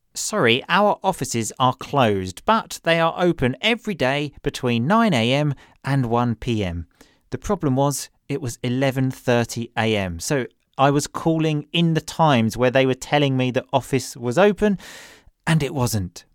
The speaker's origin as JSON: {"language": "English", "region": "England", "country": "United Kingdom", "moved": "as an adult", "lives_now": "Italy", "said": "my home country, which is obviously England, and Italy, where I live"}